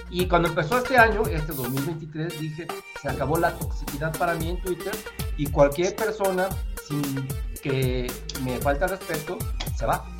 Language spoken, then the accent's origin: Spanish; Mexico City, Mexico; Yo soy de la Ciudad de México